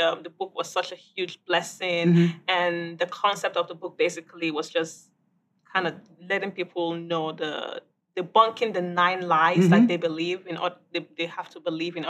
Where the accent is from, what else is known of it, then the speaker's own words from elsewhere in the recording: Nigeria; also born or lived in Indiana, United States; I was born in Indiana, but I grew up in Nigeria.